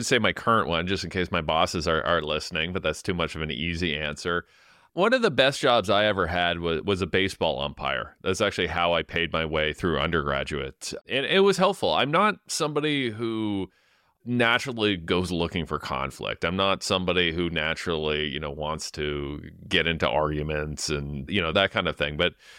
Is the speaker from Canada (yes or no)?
yes; London, Ontario, Canada; So I grew up in London, Ontario, in the East End, in the manufacturing area that went through a real decline for 10 to 15 years